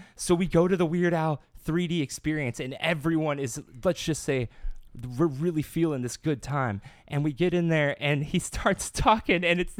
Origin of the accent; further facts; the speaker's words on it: Louisiana, United States; I'm not from Louisiana, but I came from Louisiana.